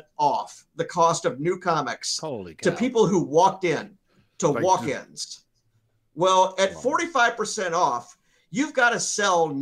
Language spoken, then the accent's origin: English; Memphis, Tennessee, United States; my hometown of Memphis